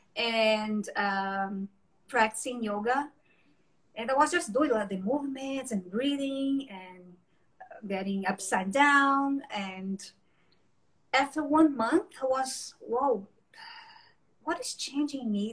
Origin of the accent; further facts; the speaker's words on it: Brazil; English is a second language; moved away as an adult; now in Montreal, Canada; I'm from Brazil, but, but living here in Montreal now.